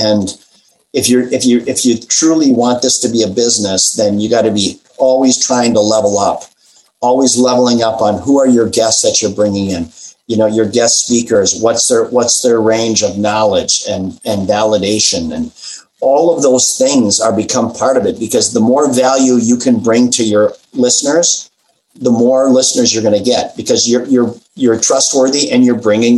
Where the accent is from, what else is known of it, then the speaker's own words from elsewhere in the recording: Midwest, United States; I've always been about comfort food. I grew up in the Midwest.